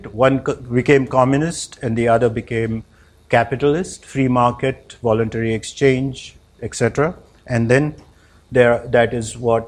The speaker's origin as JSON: {"language": "English", "country": "India", "tie": "born or raised there", "also_born_or_lived": "United States", "said": "I'm from India. I've lived and born in India. I lived in the US"}